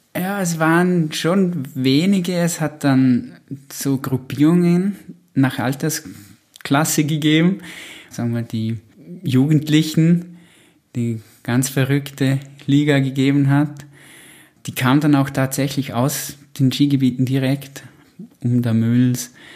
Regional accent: Au, Vorarlberg, Austria; Ja, also ich bin in Au aufgewachsen. Das ist im ähm, Hinterbringzer Wald.

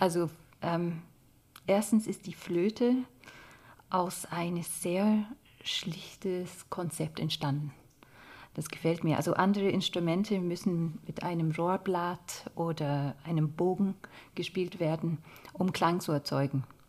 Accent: Scotland, United Kingdom; German is a second language; moved away as an adult; also born or lived in London / Stuttgart / Paris; now in Germany; in Schottland, wo ich aufgewachsen bin

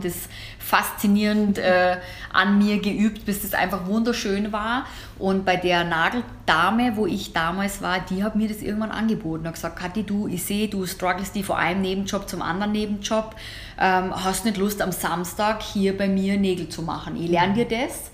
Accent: Germany; bei uns in Deutsch oder in Deutschland

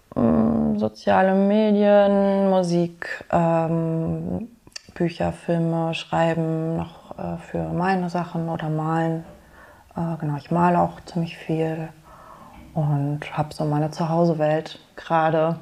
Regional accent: Germany; now in Berlin, Germany; ich bin in Deutschland geboren

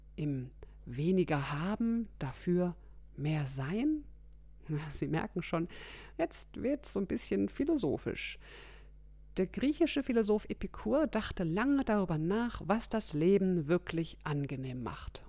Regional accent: Germany; bei uns in Deutschland

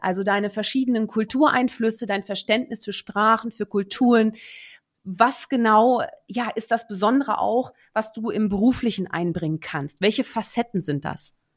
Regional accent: Netherlands; moved away; wie es sich für gebürtige NiederländerInnen auch gehört

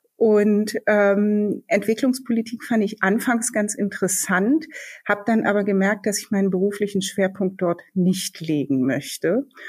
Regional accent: Berlin, Germany; Ich bin geborene Berlinerin

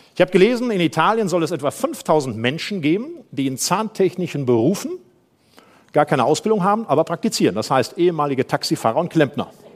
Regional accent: Germany; Ich komme aus dem Rheinland

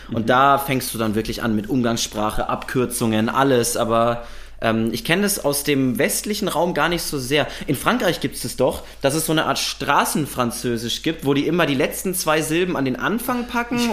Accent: Würzburg, Bavaria, Germany; now in Berlin, Germany; Ich bin aber eigentlich aus Würzburg

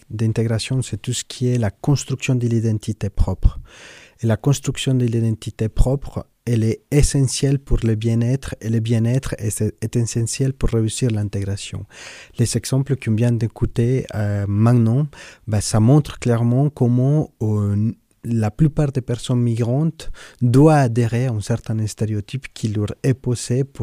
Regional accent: Switzerland; French is a second language; moi, je suis suisse, j'ai mon passeport, mais vous entendez très bien mon accent. Et en fait, il est, pour moi, assez difficile aujourd'hui de dire euh, Bonjour … je suis suisse

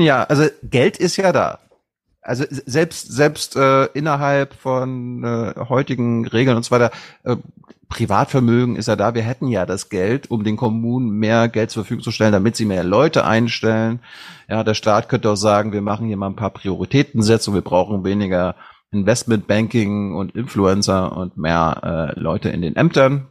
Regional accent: Mecklenburg-Vorpommern, Germany; als Mecklenburger sage ich mir, wir haben da eh kaum Internet oben

